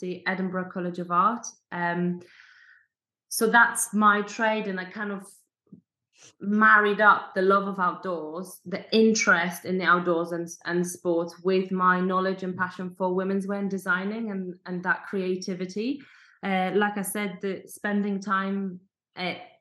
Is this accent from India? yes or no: no; Poland; moved away; also born or lived in Scotland; growing up in a village, I come from Poland